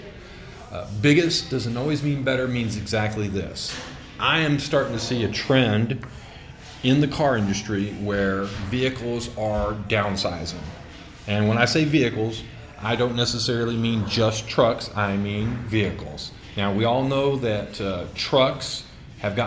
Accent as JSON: {"language": "English", "country": "United States", "said": "we, as American consumers"}